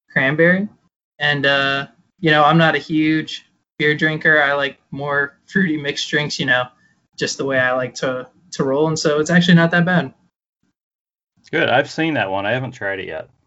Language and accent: English; outside Toledo, Northwest Ohio, United States; now in Cincinnati, United States; I go to the University of Cincinnati, so that's why I'm living down here now. But I grew up in Northwest uh, Ohio in a little town outside of Toledo, uh, pretty far outside of Toledo.